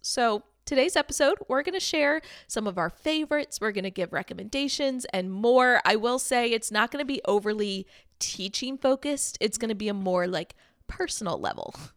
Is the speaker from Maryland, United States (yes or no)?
yes; Maryland, United States; moved away as an adult; now in Austin, United States; I currently live in Austin, Texas, but I was born and raised in Maryland